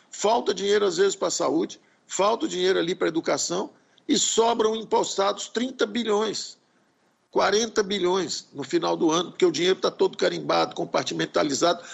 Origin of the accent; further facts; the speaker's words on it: Brazil; como brasileiros